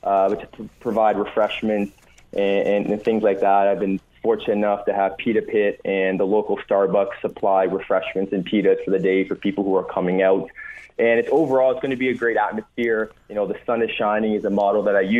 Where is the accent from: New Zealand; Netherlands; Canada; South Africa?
Canada; Dundas, Ontario; I grew up in Dundas, my brother and me